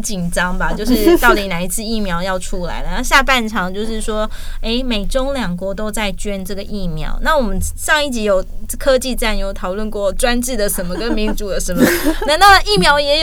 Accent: Taiwan; 我们是台湾人

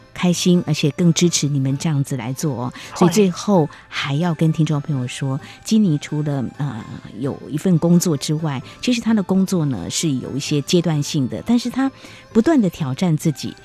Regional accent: Taiwan; 是在台湾土生土长

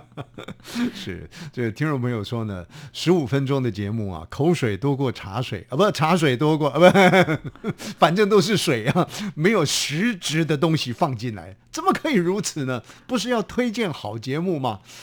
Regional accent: Hubei, China; 我们家乡呢， 我们在湖北呢

